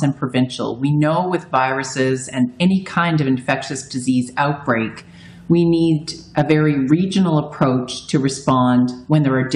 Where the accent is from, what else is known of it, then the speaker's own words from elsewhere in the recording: Newfoundland and Labrador, Canada; moved away; I'm a Newfoundlander